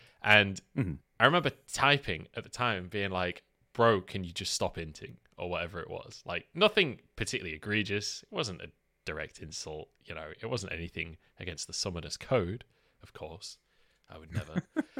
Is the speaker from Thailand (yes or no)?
no; England, United Kingdom; When they realize that I'm English in Chinese solo queue, they stopped typing in Chinese and would call me dog.